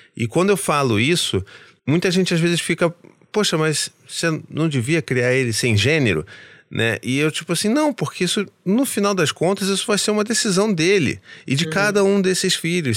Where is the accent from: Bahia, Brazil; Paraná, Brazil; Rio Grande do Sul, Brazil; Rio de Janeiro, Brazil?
Rio de Janeiro, Brazil; eu como carioca